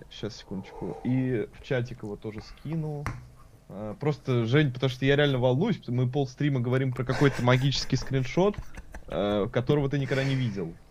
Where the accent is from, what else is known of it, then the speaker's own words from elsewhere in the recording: Gorelovo, Saint Petersburg, Russia; я такой петербуржец, который вырос на окраине, я вырос в Горелово.